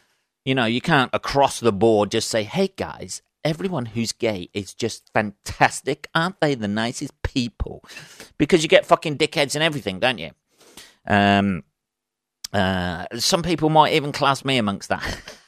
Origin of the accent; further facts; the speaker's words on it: England, United Kingdom; I'm English. It's great to be English. I love my country.